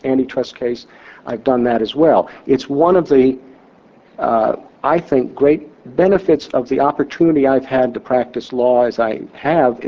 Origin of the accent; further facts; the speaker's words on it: Indiana, United States; I was a, I would say, typical middle-class kid growing up in Indiana